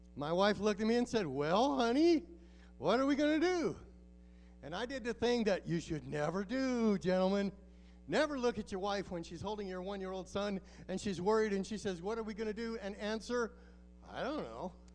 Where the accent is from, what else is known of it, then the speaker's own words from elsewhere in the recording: Alaska, United States; moved away as an adult; also born or lived in Mexico; We're from Alaska